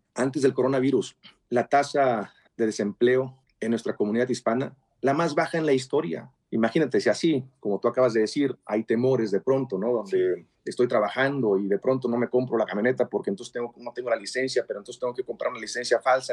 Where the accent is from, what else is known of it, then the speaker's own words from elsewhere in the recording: Mexico; yo como mexicano, católico practicante y provida